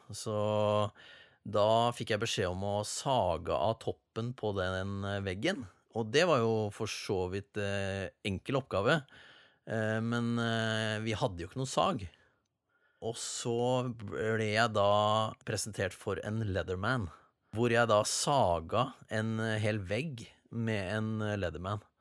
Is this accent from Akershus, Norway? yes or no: no; Sarpsborg, Østfold, Norway; Jeg er fra Sarpsborg